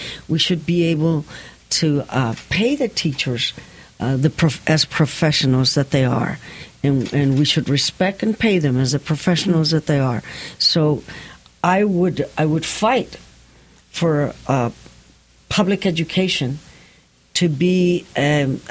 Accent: San Antonio, Texas, United States; I grew up in the poorest zip code in San Antonio

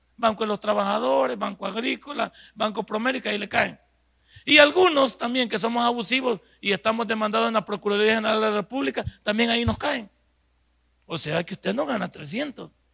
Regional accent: El Salvador

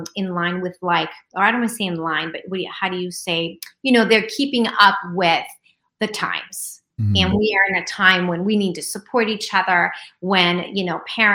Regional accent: New York City, New York, United States; I was born in Queens, New York

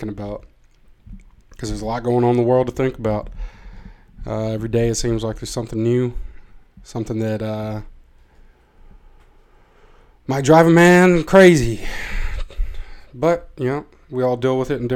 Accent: Tennessee, United States; now in Amsterdam, Netherlands; I am from Tennessee, from a small place in Tennessee, not Nashville

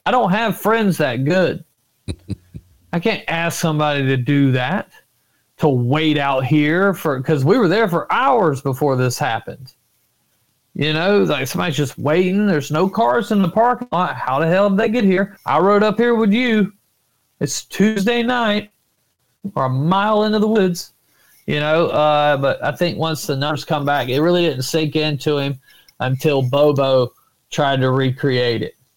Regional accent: Florida, United States; in my home state is nobody ever thought about really Bigfoot in Florida

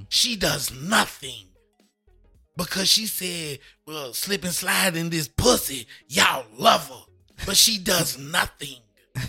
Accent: United States; I'm an American.

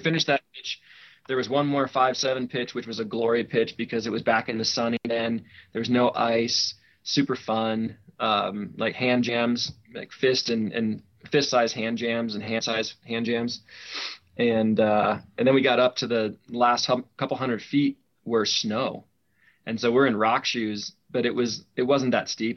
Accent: North Canton, Ohio, United States; moved away as an adult; also born or lived in Colorado; I was born and raised in Ohio, North Canton, Ohio, the home of the Football Hall of Fame.

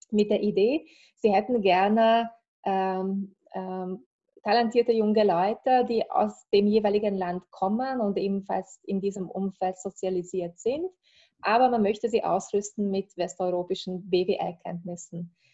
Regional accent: Hungary; moved away as an adult; Ich bin äh, aus Ungarn. Also ich habe dort äh, Volkswirtschaft, Volkswirtschaft studiert ursprünglich

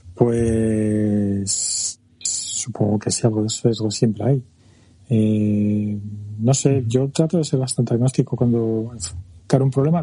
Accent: France; moved away; Yo nací en Francia y tengo nacionalidad

